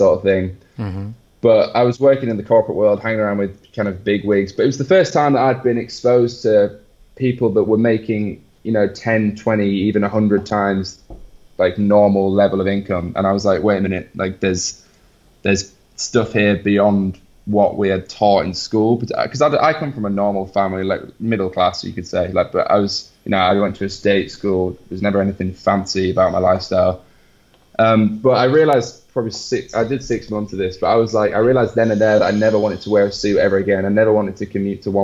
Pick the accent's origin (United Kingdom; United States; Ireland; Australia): United Kingdom; England; now in Barcelona, Spain; my apparently English smile